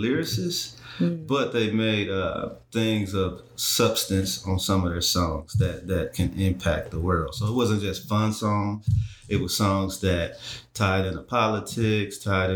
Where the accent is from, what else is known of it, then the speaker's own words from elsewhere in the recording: Detroit, Michigan, United States; I'm from Detroit, Michigan.